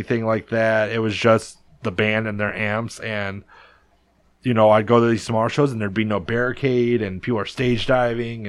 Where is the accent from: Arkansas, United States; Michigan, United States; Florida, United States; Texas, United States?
Michigan, United States; Detroit; also born or lived in Downriver, Michigan; I live in the suburbs now. I live in Downriver, but I grew up in Southwest Detroit